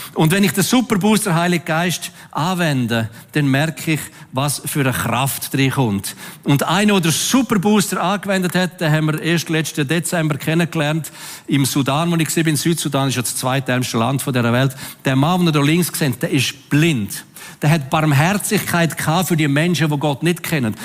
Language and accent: German; Switzerland; als Schweizer